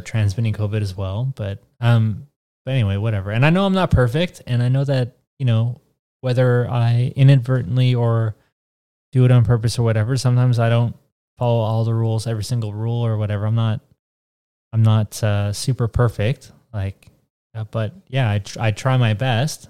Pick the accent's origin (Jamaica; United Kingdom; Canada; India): Canada; I'm Canadian